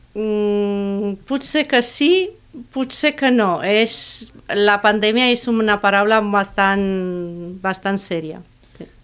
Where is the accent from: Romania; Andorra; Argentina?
Romania; Catalan is a second language; moved away as an adult; also born or lived in Catalonia; now in Reus, Spain; Soc nouvinguda, soc d'origen romanès.